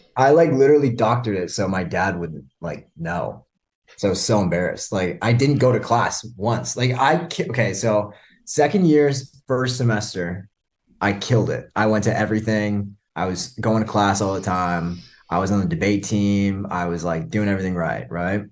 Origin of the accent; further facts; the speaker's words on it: Canada; also born or lived in Burlington; now in Miami, United States; I'm Canadian.